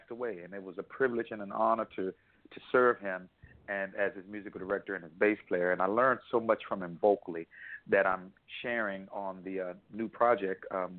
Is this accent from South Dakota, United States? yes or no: no; Houston, Texas, United States; we're both from Houston, and we both graduated from the high school of performing the visual arts